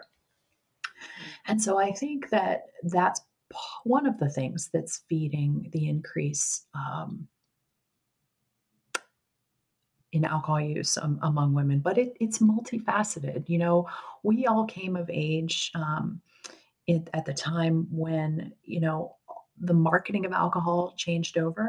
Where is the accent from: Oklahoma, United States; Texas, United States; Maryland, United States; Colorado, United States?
Maryland, United States; Baltimore; moved away as an adult; now in Pittsburgh, United States; I'm originally from Baltimore, and we relocated to Pittsburgh, where I live now